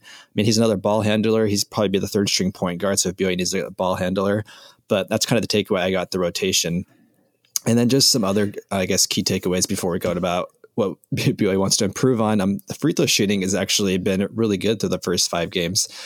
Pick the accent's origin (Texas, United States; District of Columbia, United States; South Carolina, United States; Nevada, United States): Nevada, United States; Las Vegas; I grew up in Las Vegas